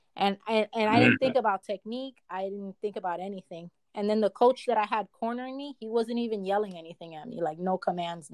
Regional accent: New York, United States; moved away as an adult; now in California, United States; in New York, in my hometown

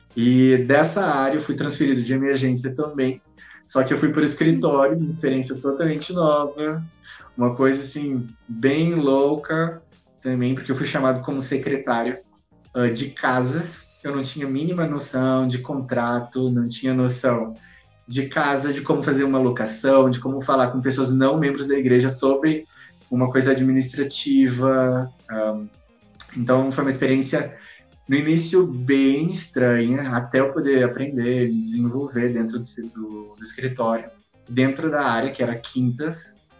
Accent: South Region, Brazil; eu sou do Sul

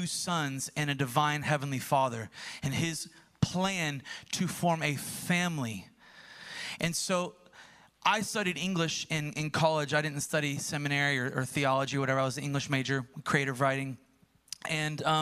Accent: United States; growing up in America, in an American church

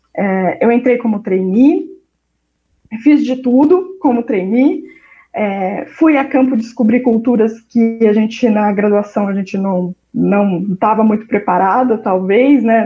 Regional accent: Londrina, Paraná, Brazil; eu sou de Londrina, no Paraná

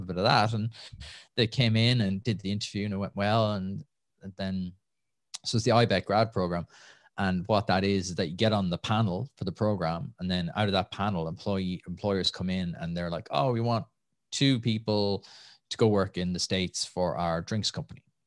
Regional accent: Nenagh, Munster, Ireland; moved away as an adult; also born or lived in Limerick / Los Angeles / Calgary; now in Dublin, Ireland; from Tip, from just outside Nina originally. Uh, grew up there

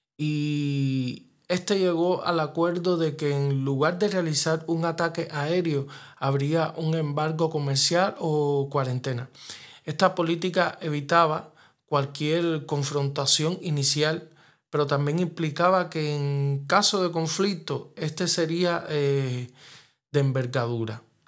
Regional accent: Havana, Cuba; cubano, nacido en La Habana

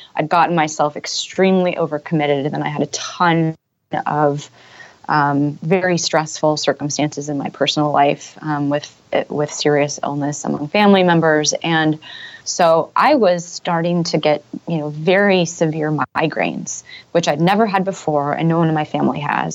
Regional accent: Silicon Valley, California, United States; moved away as an adult; also born or lived in San Francisco / Europe; I grew up in Silicon Valley.

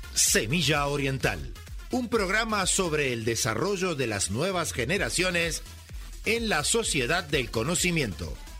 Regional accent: Italy; yo soy italiano

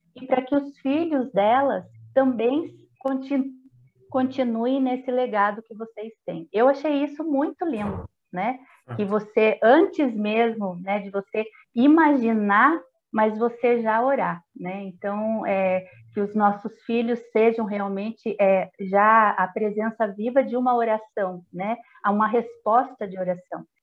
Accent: Itapeva, São Paulo, Brazil; eu sou itapevense, pé vermelho, igual muitos aí que devem estar ouvindo e vendo a gente é, nascida e criada em Itapeva

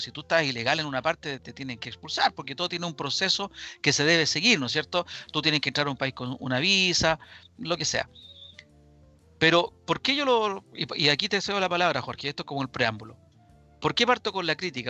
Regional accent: Chile; Yo como chileno

